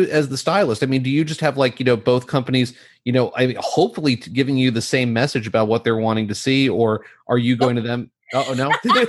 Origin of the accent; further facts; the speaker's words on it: New Jersey, United States; I grew up in New Jersey.